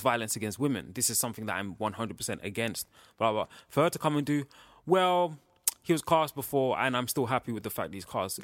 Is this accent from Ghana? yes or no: yes; Ghana; I'm from West Africa. From, in West Cape, I'm from Ghana.